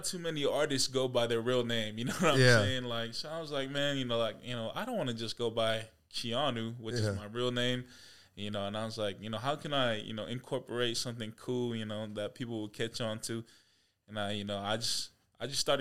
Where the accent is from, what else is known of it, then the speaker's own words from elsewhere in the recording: Spanaway, Washington, United States; also born or lived in Olympia, Washington / Lakewood, Washington; I grew up in Spanaway, Washington